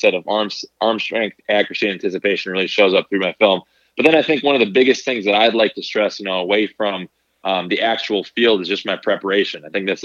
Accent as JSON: {"language": "English", "town": "Green Bay", "region": "Wisconsin", "country": "United States", "tie": "born or raised there", "said": "growing up, I was from Green Bay, Wisconsin."}